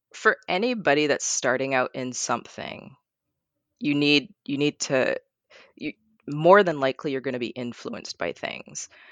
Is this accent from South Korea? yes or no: no; Barbados; now in Portland, United States; I grew up in Barbados